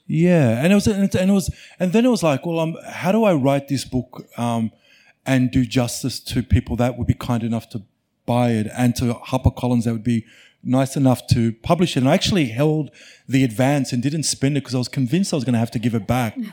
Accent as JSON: {"language": "English", "town": "Mount Beauty", "region": "Victoria", "country": "Australia", "tie": "born or raised there", "said": "I grew up in a little country town called Mount Beauty"}